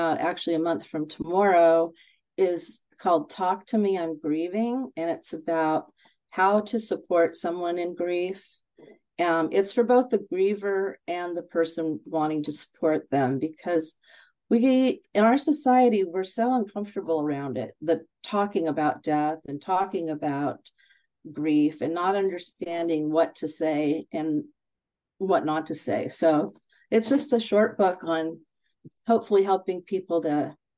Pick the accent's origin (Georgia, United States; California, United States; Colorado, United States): California, United States; I'm born and raised in California